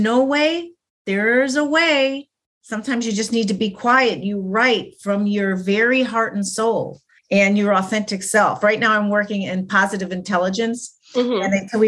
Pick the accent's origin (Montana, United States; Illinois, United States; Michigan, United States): Illinois, United States; Chicago; I grew up in Chicago